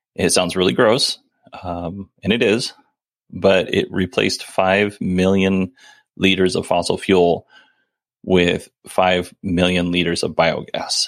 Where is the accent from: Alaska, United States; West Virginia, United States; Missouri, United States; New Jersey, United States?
Alaska, United States; we grew up in Alaska, so it's a little different.